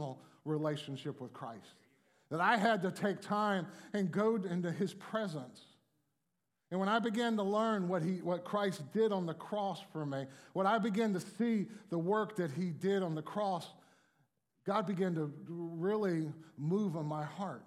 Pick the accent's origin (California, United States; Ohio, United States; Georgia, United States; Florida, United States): Florida, United States; Miami; I grew up in Miami